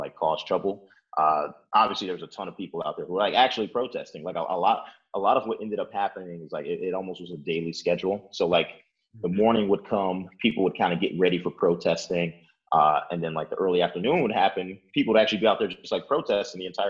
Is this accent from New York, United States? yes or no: no; Chicago, Illinois, United States; also born or lived in Oak Park, Illinois; I've lived in Chicago my entire life. Born and raised here